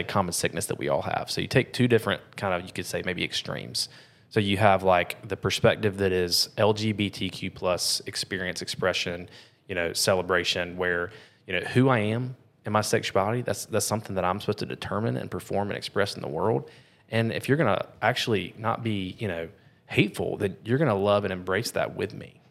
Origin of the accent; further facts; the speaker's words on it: United States; we're American